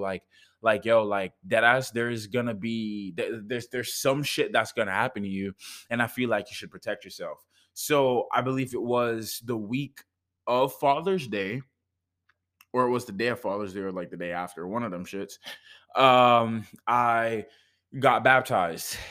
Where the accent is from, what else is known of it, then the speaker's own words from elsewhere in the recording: Jamaica; I'm from Jamaica